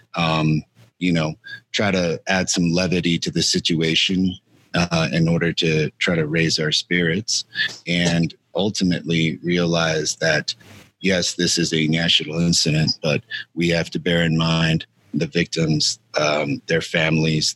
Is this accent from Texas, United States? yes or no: yes; El Paso, Texas, United States; my hometown and where Cassandra and I are currently calling home El Paso, Texas